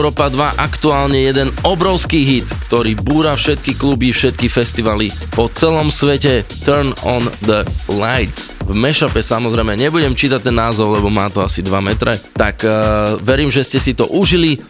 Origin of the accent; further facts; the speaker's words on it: western Slovakia, Slovakia; Dnes som tu jediný zo západu